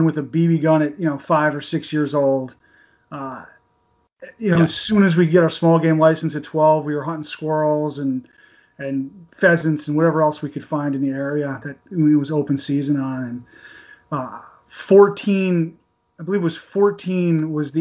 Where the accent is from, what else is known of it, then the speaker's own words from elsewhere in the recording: New York, United States; I'm from New York, just about an hour and a half north of New York City.